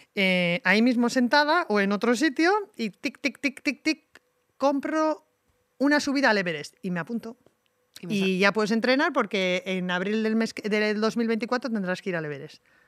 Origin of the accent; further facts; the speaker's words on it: Tolosa, Basque Country, Spain; en el Club de Montaña de mi pueblo